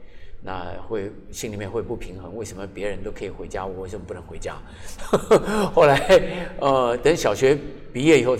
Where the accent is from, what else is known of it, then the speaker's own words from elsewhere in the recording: Taipei, Taiwan; also born or lived in Qijin, Kaohsiung (birthplace) / Fengshan, Kaohsiung; 然后三年级又回到台北来，